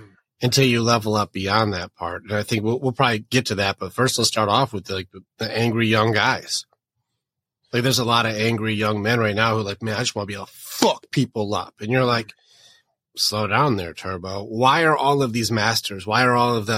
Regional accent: Detroit, Michigan, United States; I grew up in Detroit.

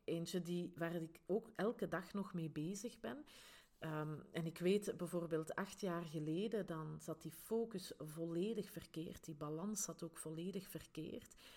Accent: Grimbergen, Flanders, Belgium; accent: Flemish Brabant; now in Antwerp Campine, Belgium; ik ben oorspronkelijk niet van de Antwerpse Kempen, maar wel van Grimbergen in de rand van Brussel. Daar waar dat ze het hele lekkere abdijbier maken. Hè, dus, en vandaar dus mijn Vlaams-Brabants accent

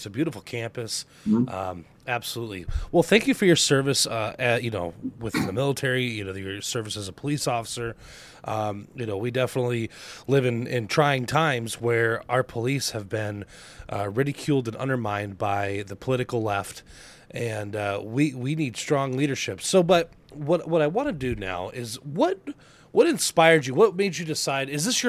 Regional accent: Mesa, Arizona, United States; now in Wisconsin, United States; I grew up in Mesa, Arizona. It's about a 15-20 minute drive.

